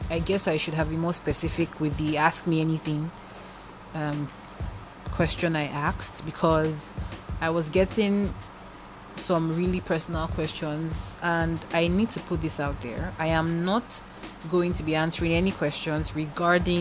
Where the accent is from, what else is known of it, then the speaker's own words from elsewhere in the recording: Lagos, Nigeria; also born or lived in eastern Nigeria; I grew up in Lagos